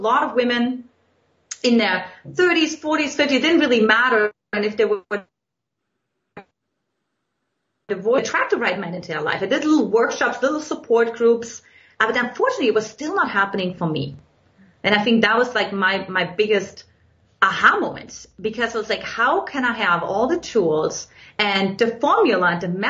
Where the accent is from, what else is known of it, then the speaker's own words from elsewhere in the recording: eastern Germany, Germany; English is a second language; now in United States; in case you can't detect from my accent, in Eastern Germany, where I grew up